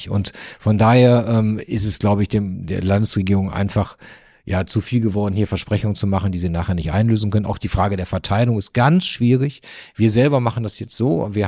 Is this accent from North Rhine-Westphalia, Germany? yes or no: yes; North Rhine-Westphalia, Germany; now in Flensburg, Germany; Aber Fußball, ich bin ja ein Kind des Ruhrgebiets, ist natürlich dort die Nummer eins. Hier ist Handball die Nummer eins